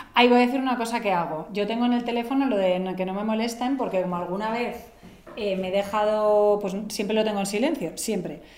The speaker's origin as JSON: {"language": "Spanish", "town": "Barcelona", "region": "Catalonia", "country": "Spain", "said": "soy de Barcelona"}